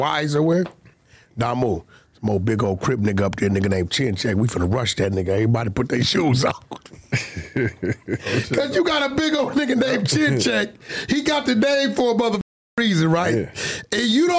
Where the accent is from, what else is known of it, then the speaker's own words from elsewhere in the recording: Pacoima, California, United States; And I'm from Pacoima.